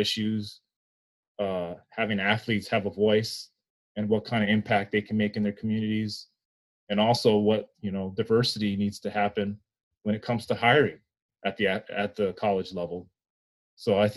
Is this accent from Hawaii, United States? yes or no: yes; Hawaii, United States; moved away as an adult; also born or lived in San Jose, California; now in Minnesota, United States; even me as a Black man, you know, I grew up in Hawaii